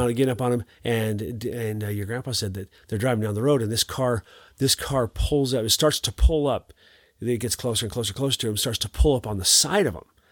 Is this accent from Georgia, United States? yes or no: no; Montana, United States; I'm from Montana